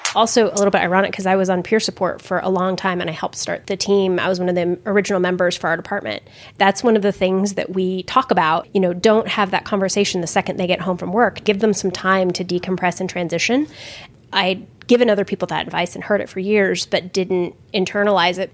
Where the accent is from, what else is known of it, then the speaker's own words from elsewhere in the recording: Eastern Nevada, United States; moved away; I grew up in Eastern Nevada, like the closest grocery store is an hour and a half away.